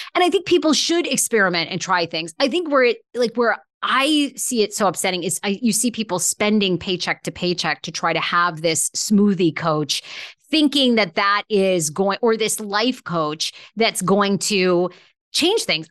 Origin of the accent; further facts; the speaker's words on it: Maine, United States; moved away; I grew up in Maine